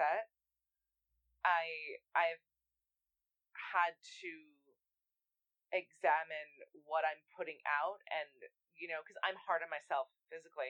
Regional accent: New York, United States; I'm a New Yorker

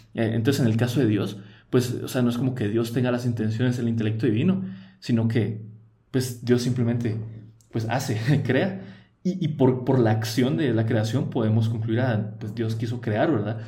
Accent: Guatemala; first language Spanish; yo nací en Guatemala, yo aprendí el español, yo fui criado católico

